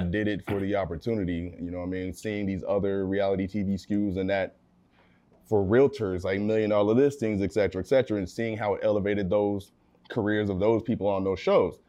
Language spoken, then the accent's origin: English; California, United States; also born or lived in Abilene, Texas; raised in California my family's out here